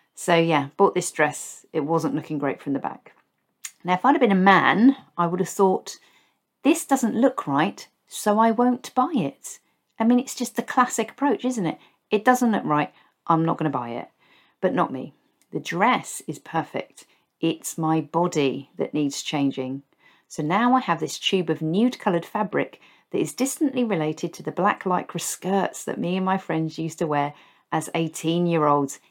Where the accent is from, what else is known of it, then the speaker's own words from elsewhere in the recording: Basingstoke, South East England, United Kingdom; moved away; where I grew up in Basingstoke